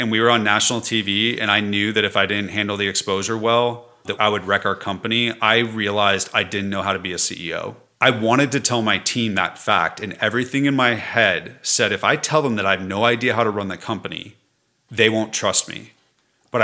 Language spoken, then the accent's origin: English; Los Angeles, California, United States; California. In Los Angeles.